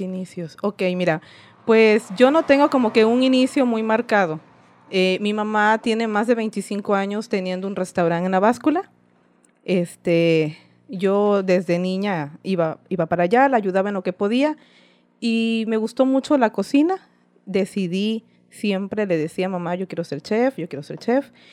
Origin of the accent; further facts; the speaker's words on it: Isla, Veracruz, Mexico; soy originaria de Isla Veracruz